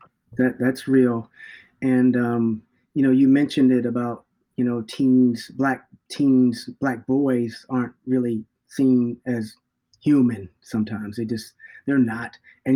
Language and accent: English; New York, United States; born there; also born or lived in North Carolina; now in Minneapolis, United States; I was born in New York, and then I moved to North Carolina, and then I moved to Minneapolis.